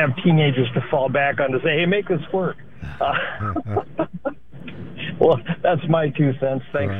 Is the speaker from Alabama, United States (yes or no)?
no; Ohio, United States; I grew up in Ohio